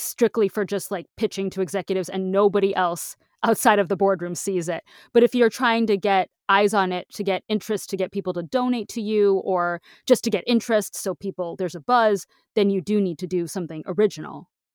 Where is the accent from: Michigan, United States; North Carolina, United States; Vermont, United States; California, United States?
Michigan, United States; I'm from Michigan